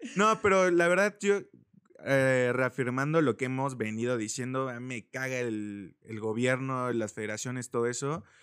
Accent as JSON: {"language": "Spanish", "country": "Mexico", "said": "nosotros como cultura, como mexicanos"}